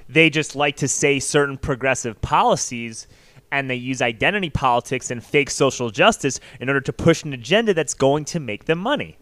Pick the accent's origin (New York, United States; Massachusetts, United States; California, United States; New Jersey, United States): New York, United States; I grew up in New York